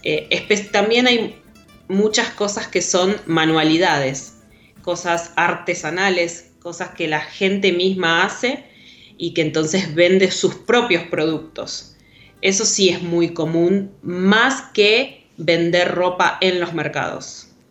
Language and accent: Spanish; Rosario, Santa Fe, Argentina; Rosario, de donde soy